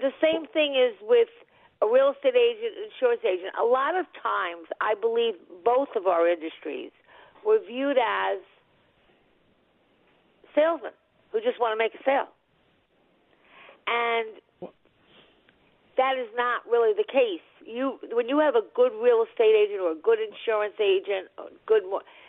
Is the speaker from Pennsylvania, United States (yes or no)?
no; Long Island, New York, United States; moved away; I'm originally from Long Island